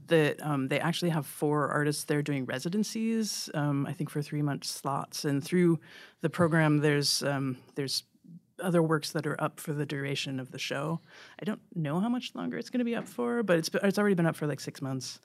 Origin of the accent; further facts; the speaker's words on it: outside of Pittsburgh, Pennsylvania, United States; moved away; I grew up far enough outside of Pittsburgh that it, it was sort of right on the edge